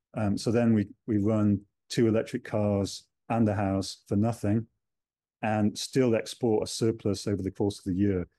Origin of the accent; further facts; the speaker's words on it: United Kingdom; now in New Zealand; being British